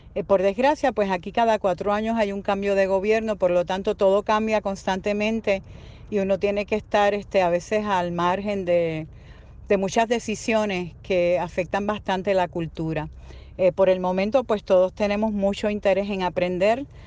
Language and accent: Spanish; Puerto Rico; Saludos desde Puerto Rico